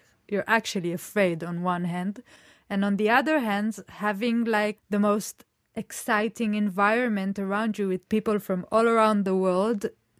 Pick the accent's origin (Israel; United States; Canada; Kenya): Israel; moved away as an adult; now in London, United Kingdom; I'm an Israeli architect as well. And I'm currently a master's student at the Architectural Association in London.